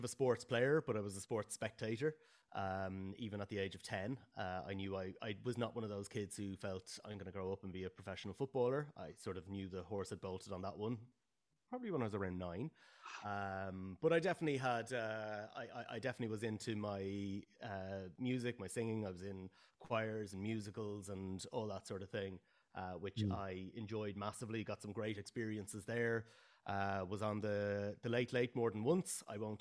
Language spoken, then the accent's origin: English; Bray, Leinster, Ireland; now in Dublin, Ireland; I grew up in Bray. I grew up about 50 metres south of the Dublin border.